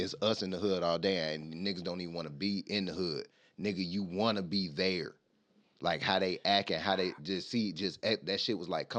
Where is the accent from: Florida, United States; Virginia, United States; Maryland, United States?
Florida, United States; St. Petersburg; now in Indiana, United States; I'm from Florida